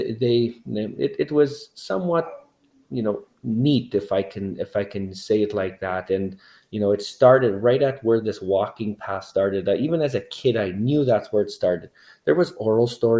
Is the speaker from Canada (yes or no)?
yes; Cowessess First Nation, Saskatchewan, Canada; growing up on Cowessess